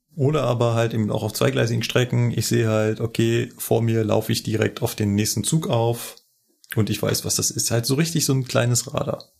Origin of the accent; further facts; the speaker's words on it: Berlin, Germany; now in Munich, Germany; bin ich Berliner und Wahlmünchner